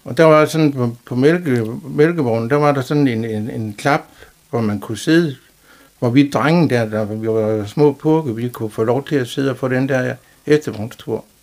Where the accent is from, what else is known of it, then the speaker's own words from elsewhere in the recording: Jerup, North Denmark Region, Denmark; Ja, jeg er født i Jerup i 1959.